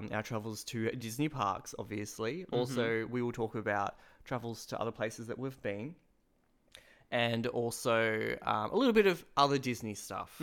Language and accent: English; Melbourne, Victoria, Australia; So we are from Melbourne.